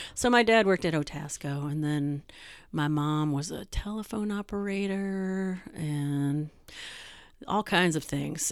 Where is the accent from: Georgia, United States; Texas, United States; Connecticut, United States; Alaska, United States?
Georgia, United States; Atlanta; also born or lived in Chicago, Illinois; now in Wisconsin, United States; I'm from Atlanta